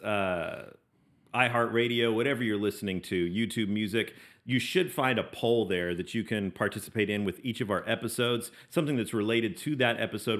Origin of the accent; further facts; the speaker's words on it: Las Vegas, Nevada, United States; I was born and raised in Las Vegas, Nevada